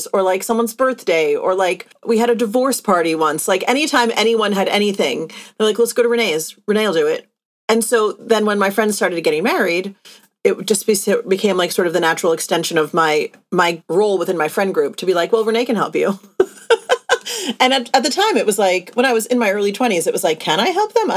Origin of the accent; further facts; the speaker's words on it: East Coast of the US, United States; now in Los Angeles, United States; my husband and I met in Los Angeles, even though we're both from the East Coast of the US